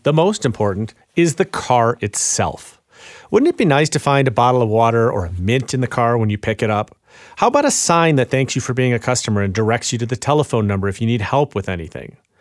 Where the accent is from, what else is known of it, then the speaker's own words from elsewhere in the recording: Chicago, Illinois, United States; I'm from Chicago